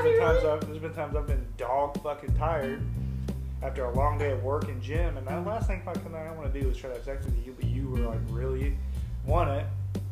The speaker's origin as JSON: {"language": "English", "country": "United States", "said": "I'm an American."}